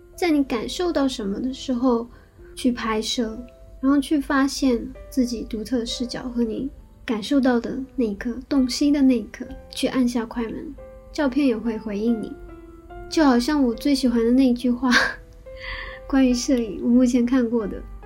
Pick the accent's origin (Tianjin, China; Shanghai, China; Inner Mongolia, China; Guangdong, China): Shanghai, China; moved away as an adult; also born or lived in Kyoto, Japan; now in Tokyo, Japan; 是上海长大的